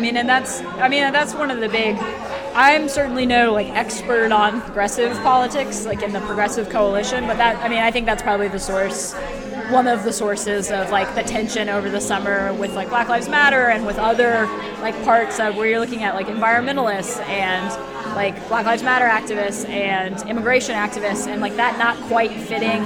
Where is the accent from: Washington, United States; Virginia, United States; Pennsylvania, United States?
Virginia, United States; D.C. area, Northern; the D.C. area.